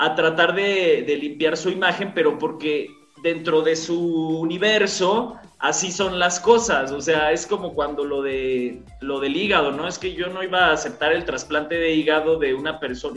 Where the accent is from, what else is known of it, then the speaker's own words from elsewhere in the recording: Jalisco, Mexico; yo también soy de Jalisco